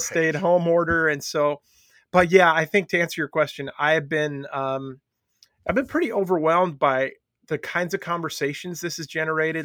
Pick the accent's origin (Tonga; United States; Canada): United States; Long Island, New York; growing up on Long Island